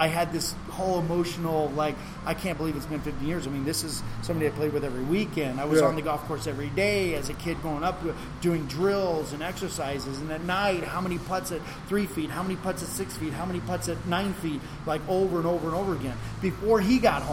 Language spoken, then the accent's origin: English; New Mexico, United States; as a kid growing up in New Mexico